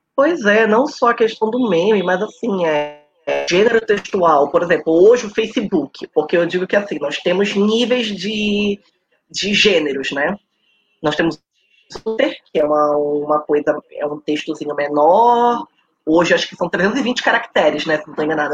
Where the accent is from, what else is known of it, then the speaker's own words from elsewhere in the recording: Belém, Pará, Brazil; eu nasci em Belém do Pará